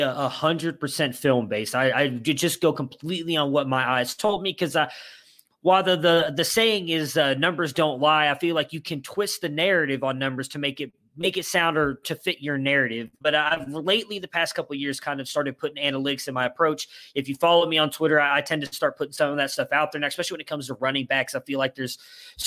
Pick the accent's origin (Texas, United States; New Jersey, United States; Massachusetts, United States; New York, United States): Texas, United States; also born or lived in Cleveland, Ohio / Fort Worth area, Texas; I've actually lived in Texas most of my life